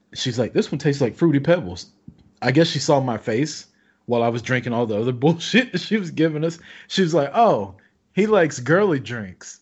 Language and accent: English; Kansas City, Missouri, United States; my hometown of Kansas City, Missouri